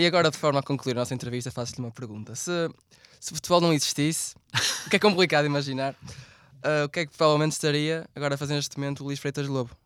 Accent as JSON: {"language": "Portuguese", "country": "Portugal", "said": "sendo nós portugueses"}